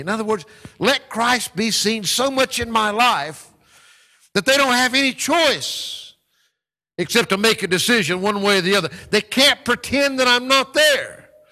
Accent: North Carolina, United States; my home state of North Carolina

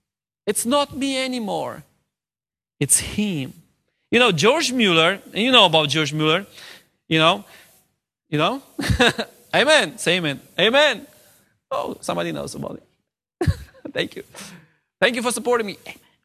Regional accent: South, Romania; I'm from the South of Romania, so I'm a Southerner.

